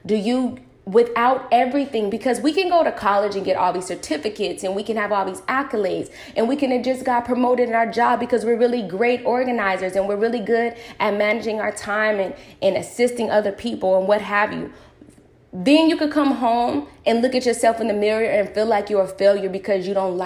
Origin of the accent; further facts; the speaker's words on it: United States; I grew up in America